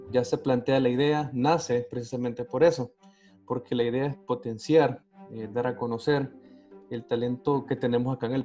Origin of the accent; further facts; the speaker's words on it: El Salvador; Podemos decir que soy una persona, un salvadoreño del común